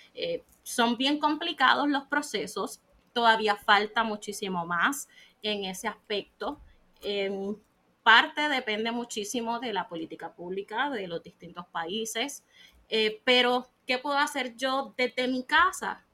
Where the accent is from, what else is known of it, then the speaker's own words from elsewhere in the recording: Puerto Rico; soy de Puerto Rico y vivo aquí en la isla